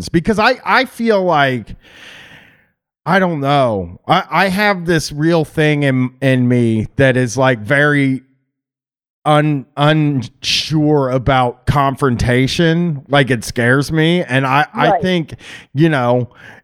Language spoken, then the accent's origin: English; United States; being American